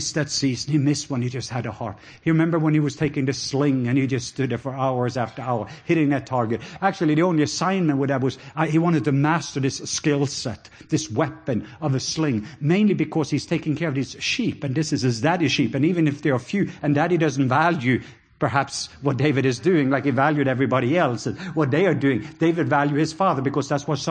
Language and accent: English; Norway; accent: Norwegian; English is a second language; now in Georgia, United States; just my Norwegian accent